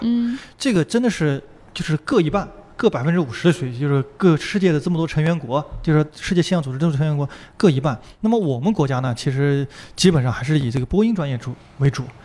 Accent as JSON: {"language": "Chinese", "town": "Nanjing", "region": "Jiangsu", "country": "China", "said": "虽然我是个南京人，但是离海岸线还是有那么两三百公里的距离"}